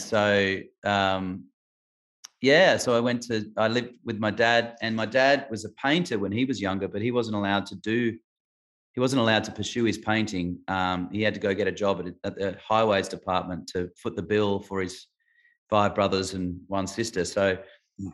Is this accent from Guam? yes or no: no; Adelaide, South Australia, Australia; moved away; Adelaide, which is where I grew up in Adelaide, where I was born, South Australia